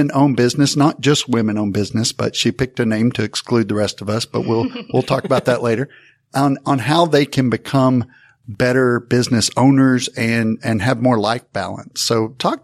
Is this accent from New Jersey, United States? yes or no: no; Texas, United States; We're from Texas